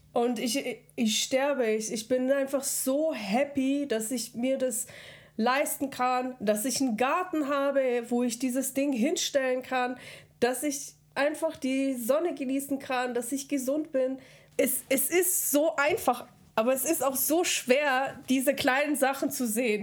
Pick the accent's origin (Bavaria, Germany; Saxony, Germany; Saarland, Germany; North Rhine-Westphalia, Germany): Bavaria, Germany; Regensburg; born or raised there; also born or lived in Kazakhstan